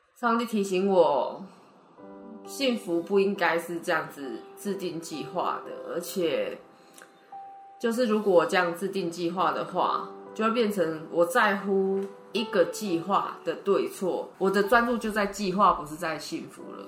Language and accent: Chinese; Taipei, Taiwan; 我是台北人